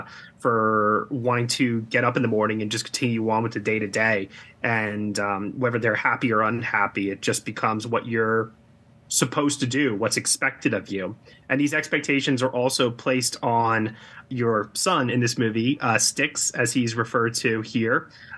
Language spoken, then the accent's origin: English; Long Island, New York, United States; also born or lived in Brooklyn, New York; As somebody who grew up in the New York area, I grew up on Long Island, New York, right next to Queens in Nassau County.